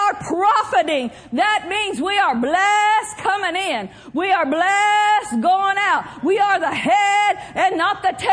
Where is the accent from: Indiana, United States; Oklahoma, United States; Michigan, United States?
Oklahoma, United States; moved away as an adult; also born or lived in Minnesota / Pawnee County, Oklahoma; now in California, United States; I grew up in Oklahoma, spent some time in Minnesota